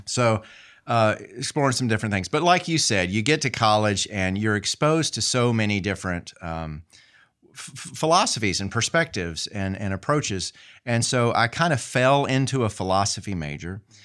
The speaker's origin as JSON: {"language": "English", "town": "Marion", "country": "United States", "tie": "born or raised there", "also_born_or_lived": "Virginia / Atlanta", "moved": "as an adult", "said": "I grew up there in Marion and then, uh, went off to college at a, at a small Methodist school"}